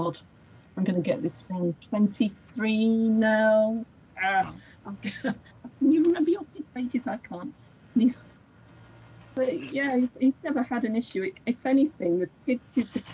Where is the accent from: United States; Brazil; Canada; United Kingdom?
United Kingdom; Shropshire, West Midlands; now in Wales, United Kingdom; growing up in Shropshire, that was snowy as well